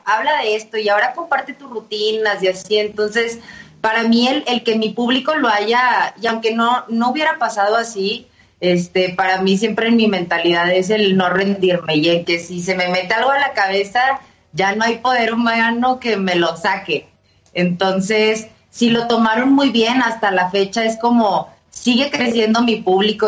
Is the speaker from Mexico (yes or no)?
yes; Monterrey, Nuevo León, Mexico; moved away as an adult; now in Mexico City, Mexico; yo soy de Monterrey, vivo acá en, la Ciudad de México, ya voy para los 5 años, pero en ese entonces que estaba en Monterrey